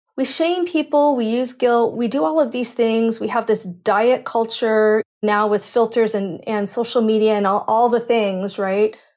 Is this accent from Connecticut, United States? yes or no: no; Cupertino, California, United States; I grew up in San Francisco Bay Area. So Cupertino